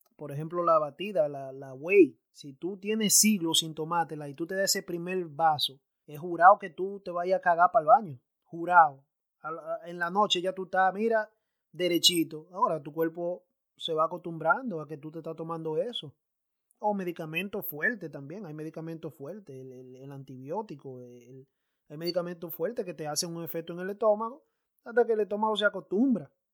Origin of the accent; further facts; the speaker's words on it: Santo Domingo, Distrito Nacional, Dominican Republic; now in United States; me crié a la vieja escuela, yo me crié en Santo Domingo